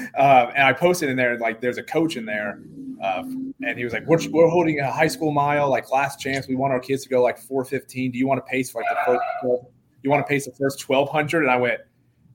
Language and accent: English; Herrin, Illinois, United States; my hometown in Herrin, Illinois